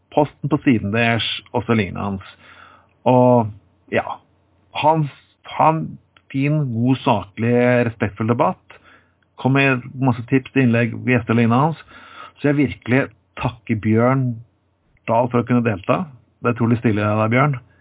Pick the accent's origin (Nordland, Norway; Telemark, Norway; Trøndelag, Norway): Telemark, Norway; Jeg har vokst opp i Telemark på 80-tallet.